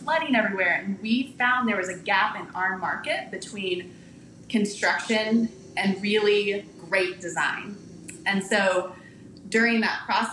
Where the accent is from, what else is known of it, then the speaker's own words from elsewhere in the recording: Texas, United States; I'm a born and raised Texan.